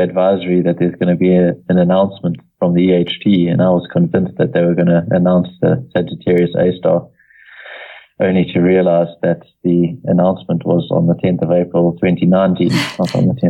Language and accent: English; South Africa; Obviously, I'm South African and I love Africa